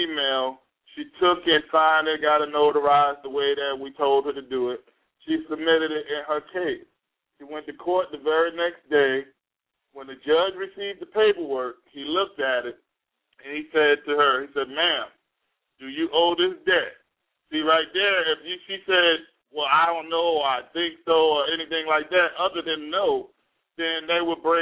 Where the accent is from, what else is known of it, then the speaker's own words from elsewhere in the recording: Jersey City, New Jersey, United States; now in High Point, United States; I'm from New Jersey, Jersey City, actually, and I currently reside domiciled in North Carolina, High Point area.